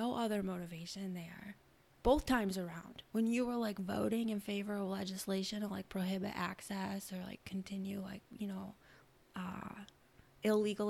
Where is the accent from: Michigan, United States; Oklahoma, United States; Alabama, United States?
Michigan, United States; moved away as an adult; also born or lived in Washington, D.C.; I was born and raised in Michigan, but I've lived all over for a while